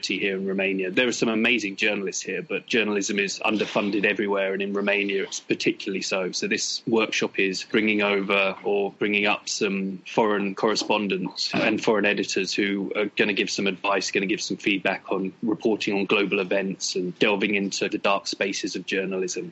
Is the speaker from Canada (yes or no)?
no; Battle, South East England, United Kingdom; I was born in England, obviously, in the South Coast, near a town called Hastings. I'm actually from a little village that's called Battle